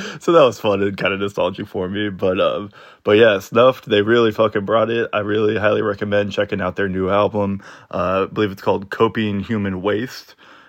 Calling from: Minneapolis, Minnesota, United States; What's up, Axe to Grind? I'm calling in from Minneapolis to report on a show that I actually attended down in Chicago.

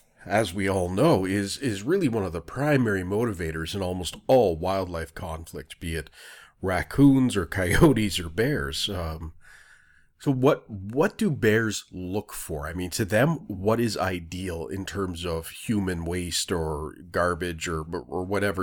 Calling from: Ontario, Canada; you know, I'm calling from Ontario, so it's going to be a little different

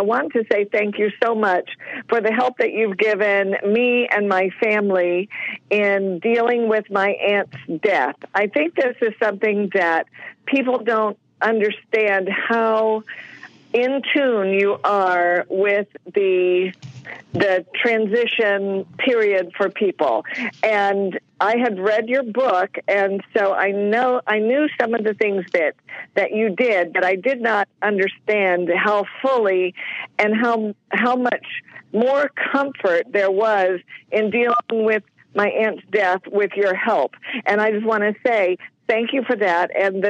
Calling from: Jensen Beach, Florida, United States; I'm calling from Jensen Beach, Florida.

